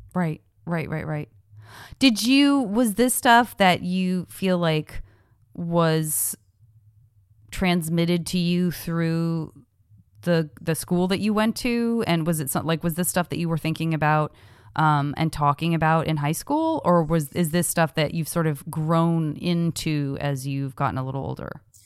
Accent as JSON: {"language": "English", "region": "Arizona", "country": "United States", "moved": "yes", "said": "I'm from Arizona"}